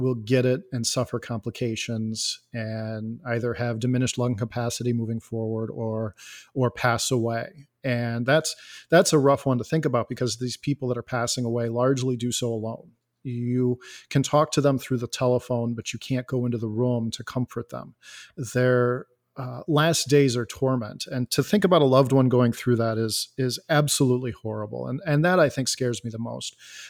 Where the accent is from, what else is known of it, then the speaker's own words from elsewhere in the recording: Elgin, Illinois, United States; I am a software developer. I am from Elgin, Illinois.